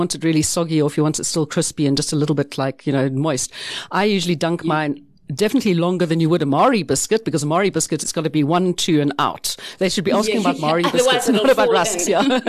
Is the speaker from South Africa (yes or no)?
yes; South Africa; We're South African.